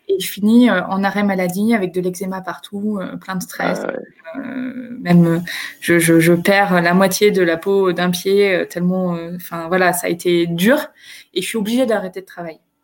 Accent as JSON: {"language": "French", "area": "Picardy", "region": "Hauts-de-France", "country": "France", "tie": "born or raised there", "also_born_or_lived": "Lille", "moved": "as an adult", "lives_now": "Chile", "said": "j'ai grandi euh, en, Picardie"}